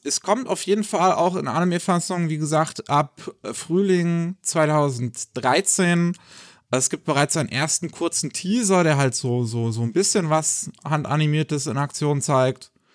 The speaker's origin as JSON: {"language": "German", "country": "Germany", "said": "bei uns in Deutschland"}